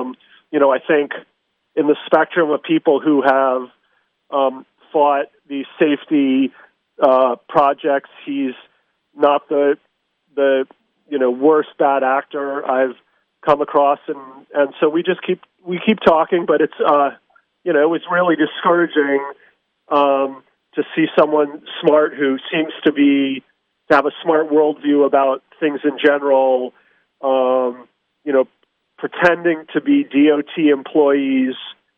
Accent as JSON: {"language": "English", "country": "United States"}